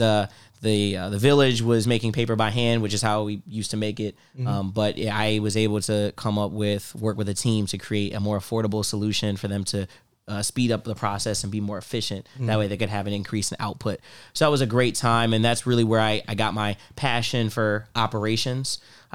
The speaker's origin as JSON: {"language": "English", "town": "Cincinnati", "region": "Ohio", "country": "United States", "tie": "born or raised there", "moved": "as an adult", "lives_now": "Buffalo, United States", "said": "I am from Cincinnati, Ohio"}